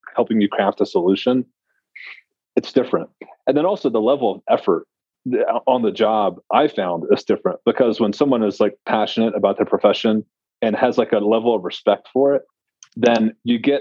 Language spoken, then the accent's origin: English; Tennessee, United States; I'm from Tennessee